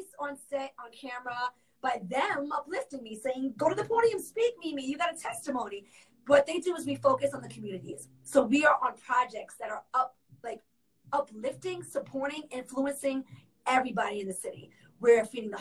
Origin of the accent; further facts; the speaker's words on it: New York, United States; moved away as an adult; now in Orlando, United States; I am actually born and raised in New York, all the way through, even through high school. I came here as an adult.